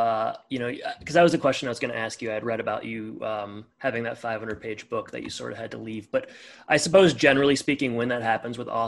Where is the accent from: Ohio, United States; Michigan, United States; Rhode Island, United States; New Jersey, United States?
Michigan, United States; I grew up in Michigan. I live in the Midwest now